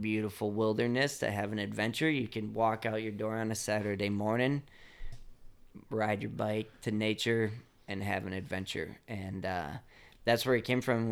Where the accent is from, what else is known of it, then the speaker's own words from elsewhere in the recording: Chicago, Illinois, United States; growing up in Chicago